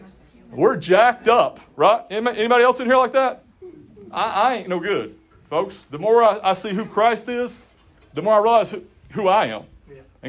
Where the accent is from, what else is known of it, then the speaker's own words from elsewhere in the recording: Yakima County, Washington, United States; I grew up in Yakima County